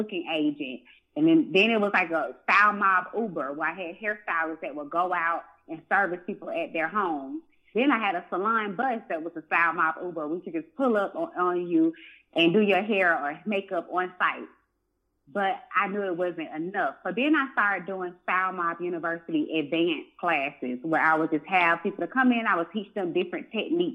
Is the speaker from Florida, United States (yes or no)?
no; Atlanta, Georgia, United States; born and raised in Atlanta, Georgia